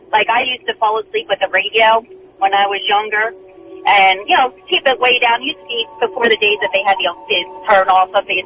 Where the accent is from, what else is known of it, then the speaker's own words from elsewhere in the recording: Westchester, New York, United States; My parents' house growing up, I grew up in Westchester, and I actually used to live in the same house. It dates back to 1712, so it's almost 300 years old.